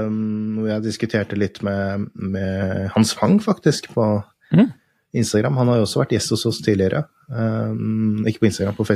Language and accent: Norwegian; Norway; det er tøft, det, å komme som nordmann ned i nede i Genève